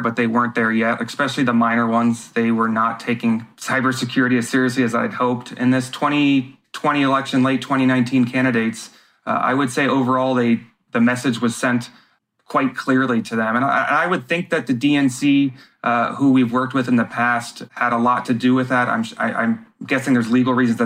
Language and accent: English; United States; being an American and a voter